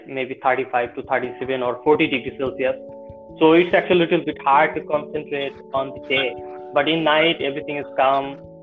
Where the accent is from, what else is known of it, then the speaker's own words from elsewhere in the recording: Bangladesh; I'm from Bangladesh.